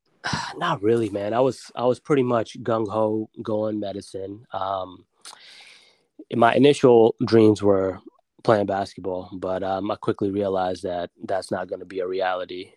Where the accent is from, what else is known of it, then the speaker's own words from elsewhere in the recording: Silver Spring, Maryland, United States; also born or lived in Germantown, Maryland / Baltimore, Maryland; born and raised in Maryland. Um, oh, been local. here, yeah, local man. Actually, born at Holy Cross Hospital here in Silver Spring, Maryland